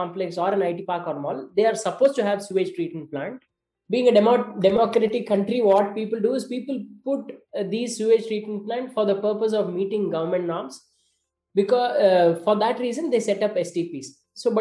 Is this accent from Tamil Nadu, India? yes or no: yes; Salem, Tamil Nadu, India; moved away; I used to live in Salem as a kid